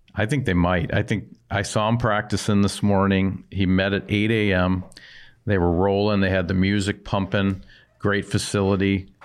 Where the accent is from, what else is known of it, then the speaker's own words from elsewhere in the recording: White Bear Lake, Minnesota, United States; you visited my hometown last night, um, He came out to White Bear Lake